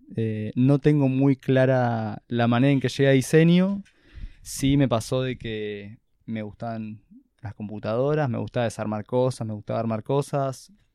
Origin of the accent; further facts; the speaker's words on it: Buenos Aires, Argentina; yo acá de Buenos Aires, literalmente. Capital Federal. Capital Federal, creo que el primer barrio donde viví de chico era Villa Crespo.